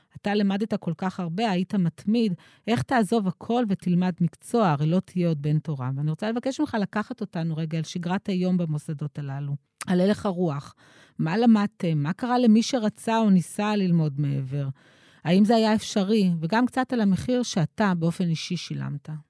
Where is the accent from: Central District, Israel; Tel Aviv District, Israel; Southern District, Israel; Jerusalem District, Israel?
Southern District, Israel; Ashdod; כשהייתי ילדה באשדוד של שנות ה-70 וה-80